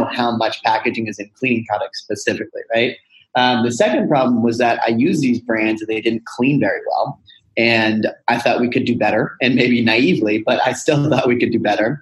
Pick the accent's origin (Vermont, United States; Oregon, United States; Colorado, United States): Colorado, United States; Boulder; moved away as an adult; also born or lived in Monteverde, Costa Rica; I'm born and raised in Boulder, Colorado, super hippie and crunchy to my core